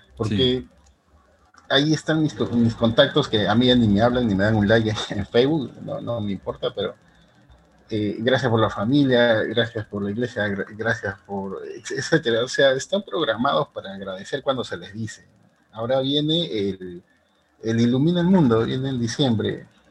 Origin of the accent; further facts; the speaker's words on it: Peru; aquí en mi país, en Perú